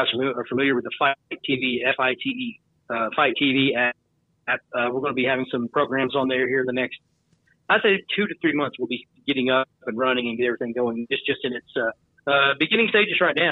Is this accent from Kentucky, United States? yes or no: yes; Lake Cumberland area, Southern Kentucky, United States; also born or lived in Indiana; I lived in Indiana until I was 8 years old. And then we moved to Southern Kentucky